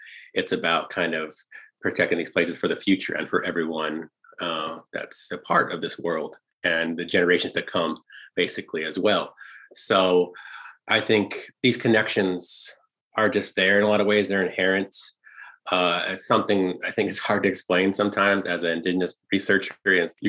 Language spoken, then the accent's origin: English; United States; with us as Apache people and dead people